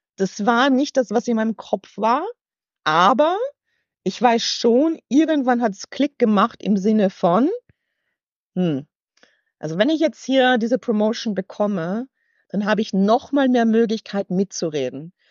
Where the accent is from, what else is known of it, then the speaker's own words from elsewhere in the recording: Weiz, Styria, Austria; accent: halb österreichisch; moved away as an adult; also born or lived in United States; now in Hamburg, Germany; Ich bin, äh, ich bin Steirerin. Ich komme aus Weiz, 10.000 Einwohner und bin irgendwie mhm. ganz behütet, glaube ich, aufgewachsen.